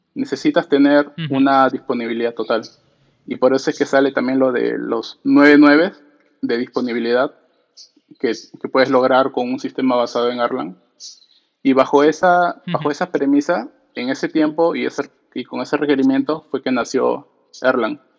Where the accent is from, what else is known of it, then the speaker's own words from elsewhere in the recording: Lima, Peru; soy peruano, de, Lima, Perú